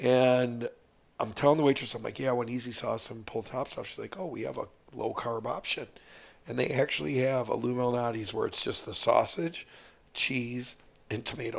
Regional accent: Midwest, United States; See, I don't want grass-fed, bro. I'm from the Midwest.

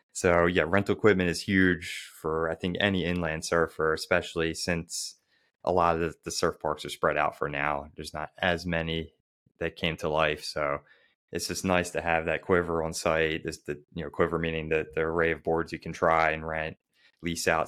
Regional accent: Baltimore, Maryland, United States; someone like me who really struggled to progress growing up in Baltimore, Maryland

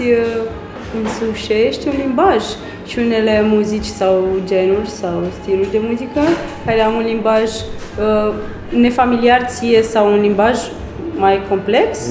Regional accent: Suceava, Suceava County, Romania; am crescut în Suceava

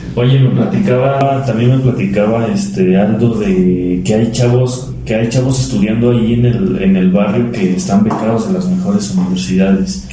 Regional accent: Mineral del Chico, Hidalgo, Mexico; En mi pueblo, en del Chico

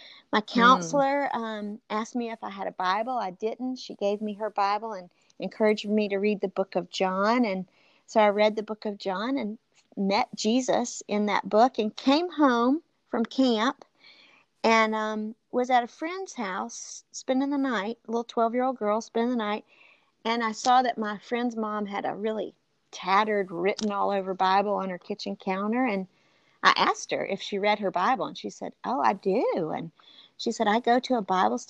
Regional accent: the South, United States; I grew up in the South, still live in the South

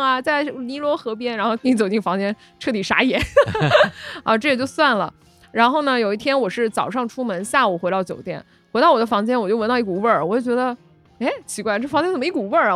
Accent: Guangdong, China; 我们潮汕人

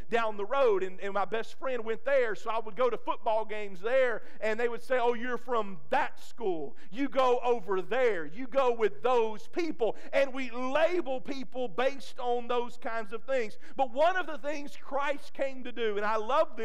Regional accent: Crystal Springs, Mississippi, United States; I grew up in Crystal Springs, Mississippi, and we grew up in a parsonage beside our old church

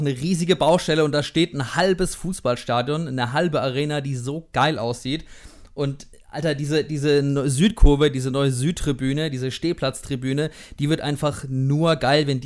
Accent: Durlach, Baden-Württemberg, Germany; dass äh, Robin auch in Durlach wohnt, äh, auch in meiner Heimat.

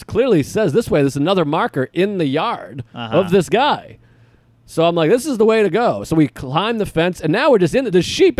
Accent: United States; I'm American.

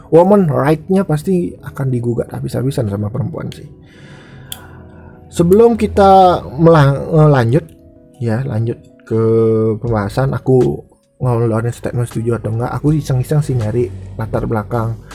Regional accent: Bali, Indonesia; di daerahku di Bali ini nggak menjadi hal asing lagi prostitusi ya

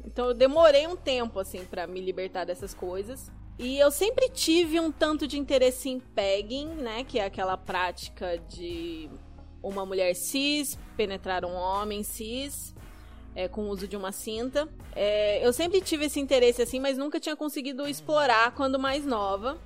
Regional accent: interior of Paraná, Brazil; moved away as an adult; now in Curitiba, Brazil; eu sou originalmente do interior do Paraná. Minha família é de uma cidadezinha do interior do Paraná, mas eu já moro em Curitiba tem quase 10 anos

